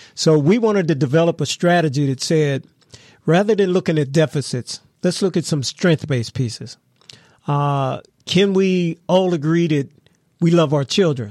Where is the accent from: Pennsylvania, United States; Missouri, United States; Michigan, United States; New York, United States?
Pennsylvania, United States; McKeesport; also born or lived in Washington, D.C. / Los Angeles; I'm from Mc-, McKeesport, born and raised